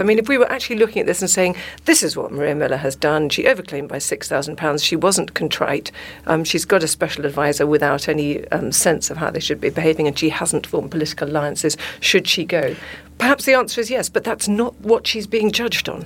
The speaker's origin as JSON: {"language": "English", "country": "South Africa", "said": "I'm South African"}